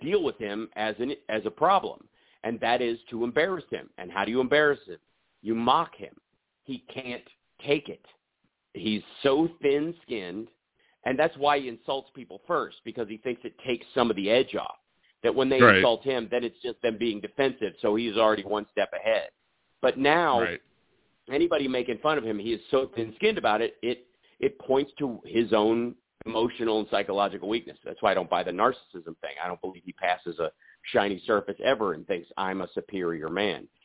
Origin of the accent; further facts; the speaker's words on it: the South, United States; I come from the South